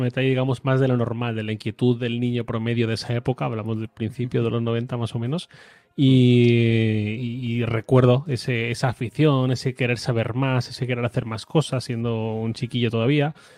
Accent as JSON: {"language": "Spanish", "town": "Torrent", "region": "Valencian Community", "country": "Spain", "tie": "born or raised there", "also_born_or_lived": "Madrid", "moved": "as an adult", "said": "yo soy de Valencia. Yo soy de Torrent, que es una ciudad que está muy cerquita de Valencia. Eh, viví aquí hasta los 22 años. Me fui a Madrid"}